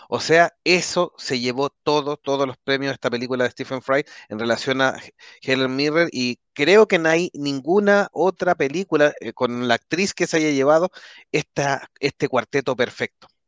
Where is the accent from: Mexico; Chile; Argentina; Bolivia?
Chile; es que como los chilenos somos ambivalentes